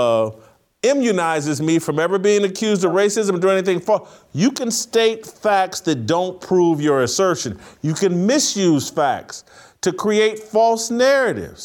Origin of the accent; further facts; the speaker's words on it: Indiana, United States; I'm from Indiana